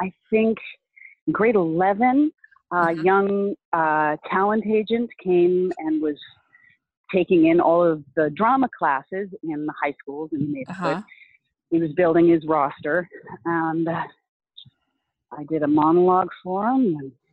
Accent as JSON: {"language": "English", "town": "Vancouver", "region": "British Columbia", "country": "Canada", "tie": "born or raised there", "said": "I've always been based in Vancouver"}